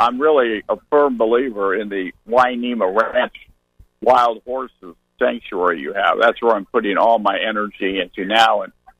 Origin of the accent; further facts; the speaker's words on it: the Bay Area, California, United States; I grew up in the Bay Area